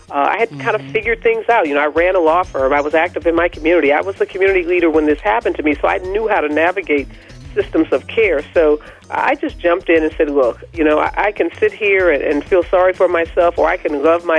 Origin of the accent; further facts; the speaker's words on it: Midwest, United States; I'm from the Midwest